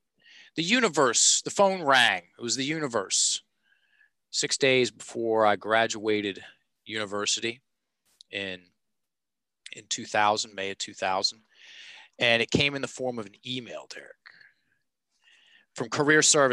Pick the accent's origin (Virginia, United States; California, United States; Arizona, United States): Virginia, United States; Richmond; I'm a Richmond guy born and raised.